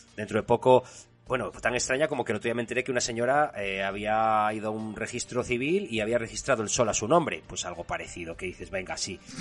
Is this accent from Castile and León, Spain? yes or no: yes; San Justo de la Vega, Castile and León, Spain; el tuerto pasa por San Justo, que es el río que pasa por mi pueblo